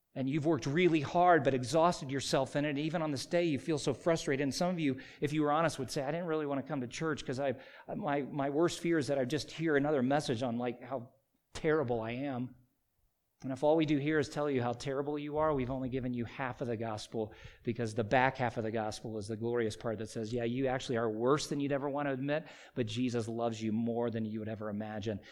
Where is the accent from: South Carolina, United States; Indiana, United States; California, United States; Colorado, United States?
South Carolina, United States; When I was a child growing up in South Carolina